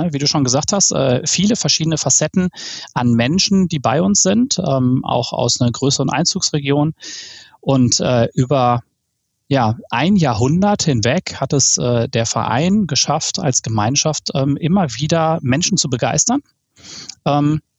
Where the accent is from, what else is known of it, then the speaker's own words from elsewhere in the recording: Ruhr area, North Rhine-Westphalia, Germany; Wie man das so bei uns im Ruhrpott